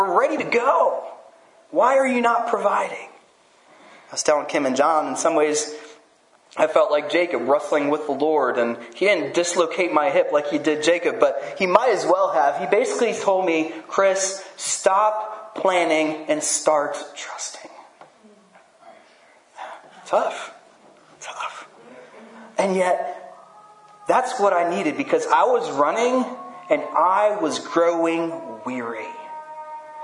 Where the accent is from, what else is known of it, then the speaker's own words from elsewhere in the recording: France; And I grew up in France where they don't really have much football.